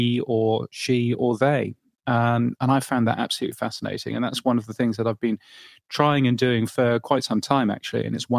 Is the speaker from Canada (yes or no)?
no; Ireland; You see, I've learned something about my home country there.